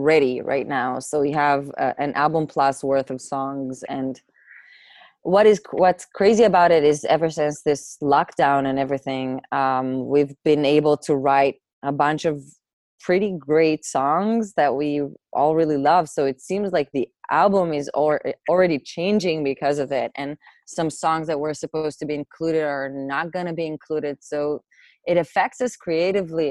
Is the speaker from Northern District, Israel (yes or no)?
yes; Atzmon, Northern District, Israel; English is a second language; also born or lived in Caesarea; I was born in a place called Atzmon, which is like a part of the Galil part of Israel, way up north